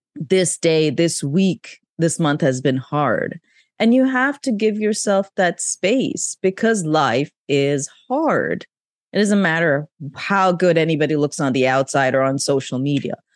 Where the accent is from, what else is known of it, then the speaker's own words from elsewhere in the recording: Pakistan; moved away; I grew up in Pakistan